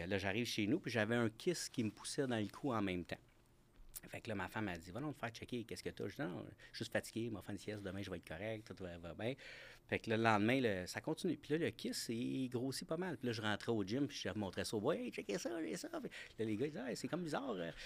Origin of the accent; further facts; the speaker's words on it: Granby, Quebec, Canada; je viens de la région de Granby